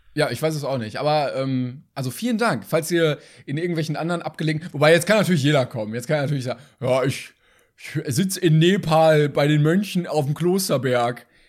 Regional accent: Sydney, New South Wales, Australia; German is a second language; ich bin in Sydney geboren und aufgewachsen, ich bin tatsächlich Australierin, ich bin keine Deutsche

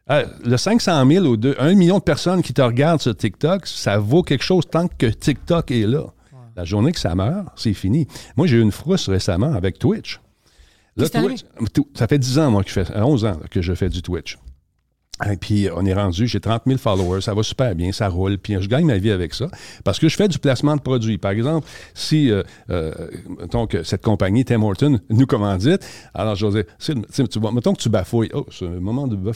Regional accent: Quebec, Canada; On fait ça, les Québécois.

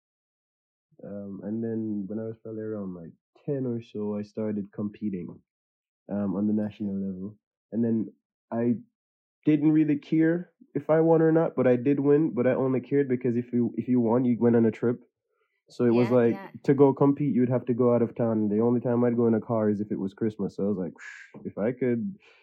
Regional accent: Jamaica; moved away as an adult; now in United Kingdom; I grew up in Jamaica, so like my mom, and we lived in like a small village.

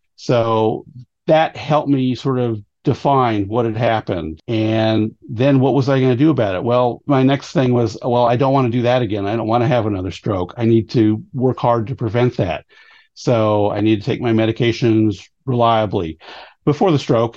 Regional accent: San Francisco, California, United States; moved away as an adult; also born or lived in Virginia; now in Shenandoah Valley, Virginia, United States; I was born in San Francisco, California, and lived there for many years until the uh, late 90s when I moved to Virginia to get married.

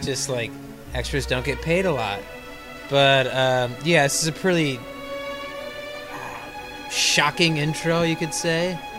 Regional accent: Elkhart, Indiana, United States; I am from Elkhart, Indiana. The city with a heart.

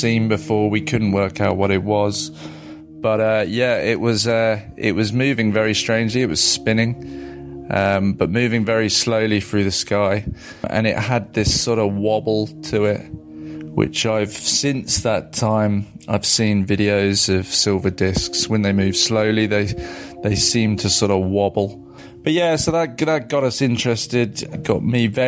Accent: Surrey, South East England, United Kingdom; the little village that I grew up

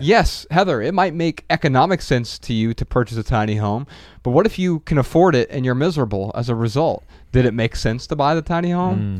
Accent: Dayton, Ohio, United States; I'm from Dayton, Ohio.

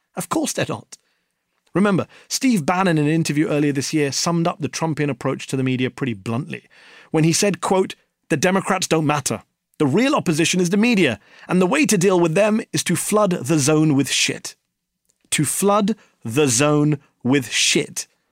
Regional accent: England, United Kingdom; I'm from England

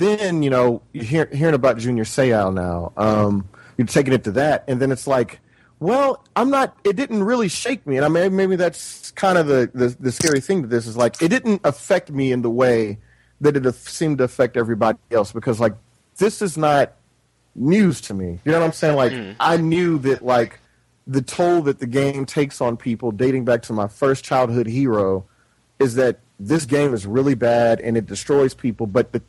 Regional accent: the South, United States; part of growing up in the South is like you're going to play football, right?

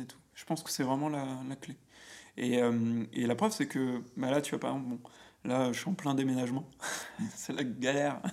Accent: Auvergne-Rhône-Alpes, France; moved away as an adult; now in Paris, France; je suis auvergnat. Ok. Donc, tu vois, j'habitais dans une. Enfin, j'ai grandi dans une, un petit bled qui s'appelle Domera, mhm. à quoi Une heure de, de Clermont-Ferrand

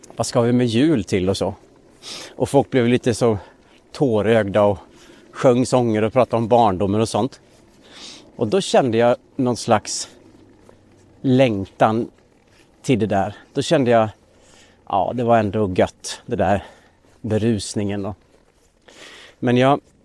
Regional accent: Linghed, Dalarna County, Sweden; now in Stockholm, Sweden; skogarna runt Linghed där jag växte upp i Dalarna

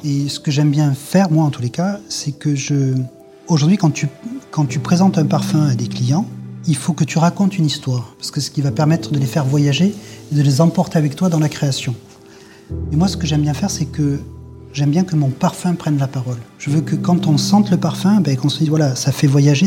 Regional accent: Grasse, Provence-Alpes-Côte d'Azur, France; Je suis né à Grasse. J'ai appris le métier de parfumeur à Grasse

